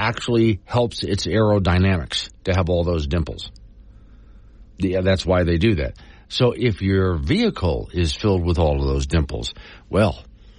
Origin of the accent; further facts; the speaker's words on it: Florida, United States; now in Wyoming, United States; When I was growing up in Florida